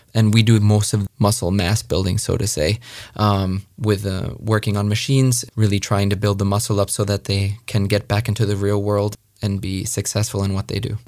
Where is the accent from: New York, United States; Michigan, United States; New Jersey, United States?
New York, United States; Long Island; moved away; I was born and raised in New York, uh, Long Island, New York